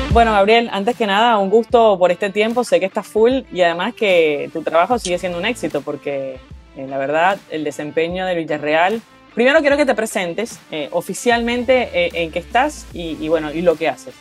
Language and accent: Spanish; Venezuela; yo que soy venezolana